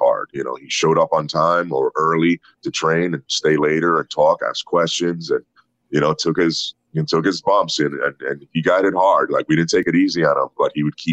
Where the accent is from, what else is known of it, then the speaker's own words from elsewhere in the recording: Puerto Rico; moved away; also born or lived in New York, United States; I was born in New York, raised in Puerto Rico